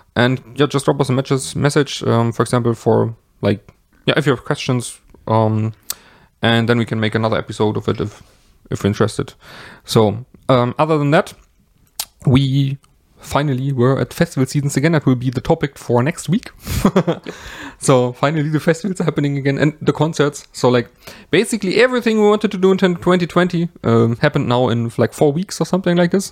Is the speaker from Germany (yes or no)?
yes; Germany; I am from Germany